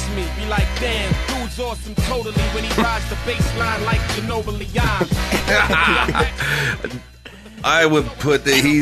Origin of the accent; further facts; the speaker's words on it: New York, United States; growing up in New York